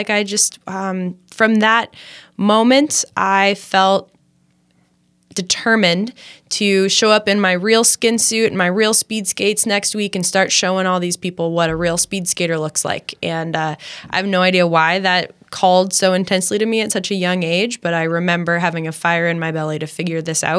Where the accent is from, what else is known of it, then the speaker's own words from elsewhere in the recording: Champaign-Urbana, Illinois, United States; I grew up in Champaign-Urbana. My mom was a professor at the University of Illinois, so we kind of spent a fair bit of time on campus.